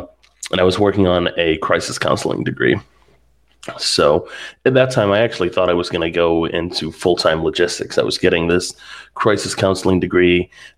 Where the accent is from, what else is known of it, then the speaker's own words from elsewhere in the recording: Pittsburgh, Pennsylvania, United States; I was living a couple hours away from where I grew up in Pittsburgh, and decided to move back home, help take care of my mom.